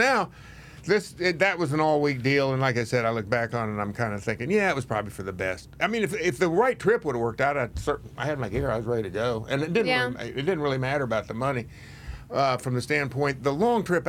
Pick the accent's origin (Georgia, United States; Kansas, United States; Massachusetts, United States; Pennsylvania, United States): Kansas, United States; moved away; I'm from Kansas